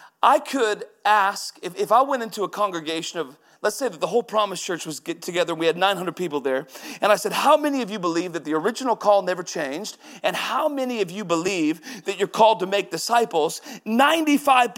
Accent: Woodland, Washington, United States; moved away as an adult; also born or lived in Texas / St. Petersburg; Woodland is my hometown. Was there 31 years before going to Texas and St. Petersburg

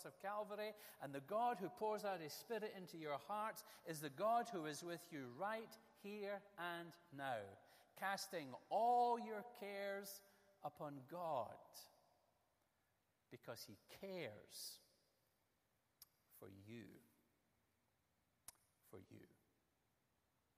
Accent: Ayrshire, Scotland, United Kingdom; the area where I was born in Ayrshire. When I was a lad, I used to play the same golf courses he would have played

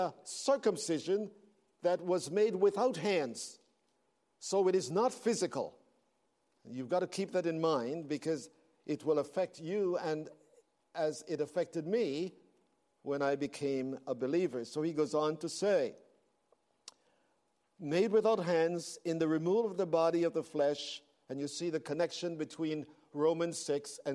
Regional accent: Belize; moved away; I was born in Central America

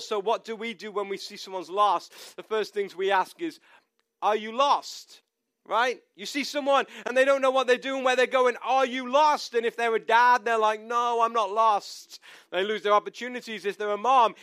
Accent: United Kingdom; moved away; we are British

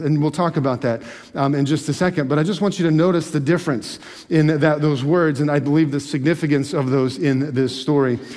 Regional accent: Alaska, United States; also born or lived in Michigan; now in Pennsylvania, United States; growing up in Alaska

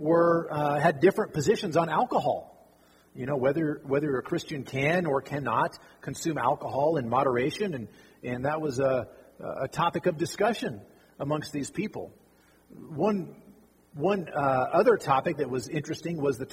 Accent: Fallon, Nevada, United States; also born or lived in Arkansas; I grew up right here in Fallon

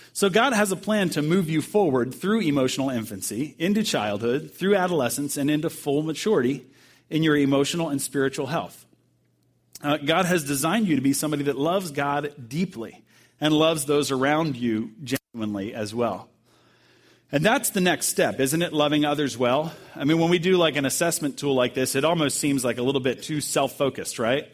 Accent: Bowie, Maryland, United States; moved away; my pastor back home uh, in Maryland is where I grew up in Bowie, Maryland

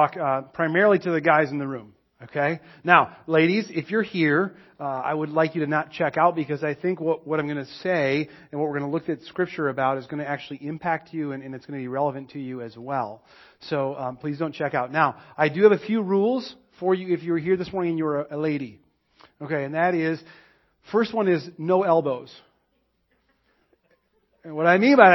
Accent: Monticello, United States; I grew up in Monticello

